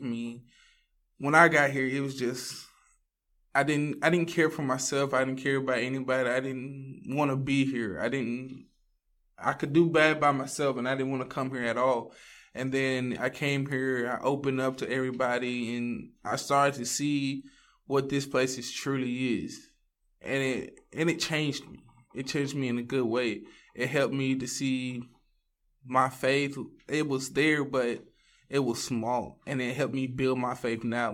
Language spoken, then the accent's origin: English; Ville Platte, Louisiana, United States; moved away as an adult; now in Texas, United States; I'm from Ville Platte, Louisiana. I grew up there